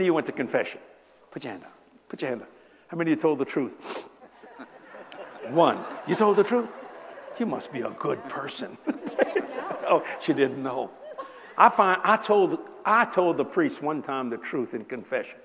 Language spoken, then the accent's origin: English; United States; I am an American.